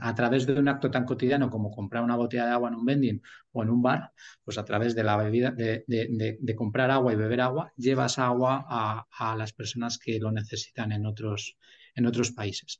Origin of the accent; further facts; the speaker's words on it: Burgos, Castile and León, Spain; also born or lived in England / China / Netherlands; now in Madrid, Spain; soy de Burgos eh, lo que pasa es que llevo ya 20 años en Madrid